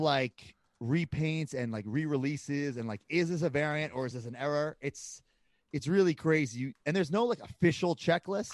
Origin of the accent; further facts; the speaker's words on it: Long Island, New York, United States; moved away; I grew up on Long Island